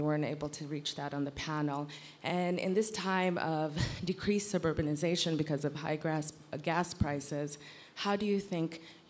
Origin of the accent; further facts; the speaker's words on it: Los Angeles, California, United States; I'm from Los Angeles.